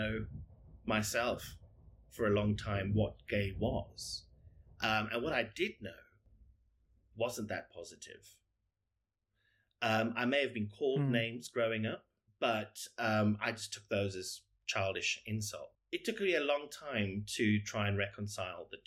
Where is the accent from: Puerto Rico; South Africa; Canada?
South Africa; now in United Kingdom; I am South African, but I've lived in the UK for many years.